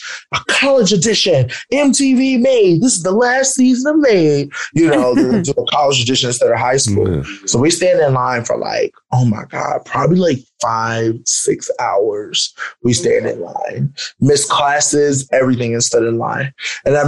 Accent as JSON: {"language": "English", "town": "Philadelphia", "region": "Pennsylvania", "country": "United States", "tie": "born or raised there", "said": "Growing up in Philadelphia"}